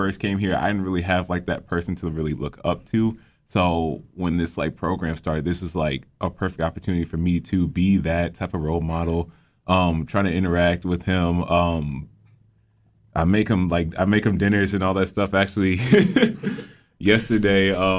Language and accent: English; Cleveland, Ohio, United States; now in Macedonia, United States; I hail from Cleveland, Ohio, but I currently reside in Macedonia, Ohio